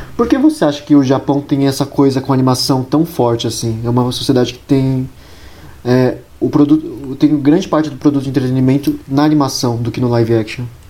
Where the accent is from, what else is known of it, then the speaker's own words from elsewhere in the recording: Brazil; A gente mais se vê brasileiro do que latino ao todo.